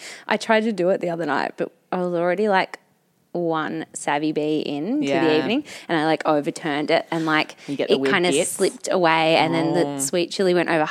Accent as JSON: {"language": "English", "town": "Newcastle", "region": "New South Wales", "country": "Australia", "said": "I'm from Newcastle and pretty basic."}